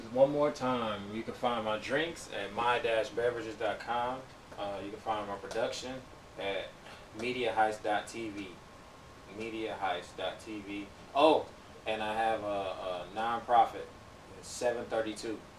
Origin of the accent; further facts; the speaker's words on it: Saginaw, Michigan, United States; also born or lived in Flint, Michigan; now in Los Angeles, United States; from Michigan, I'm from Saginaw, but um, it's like an hour and a half outside of Detroit.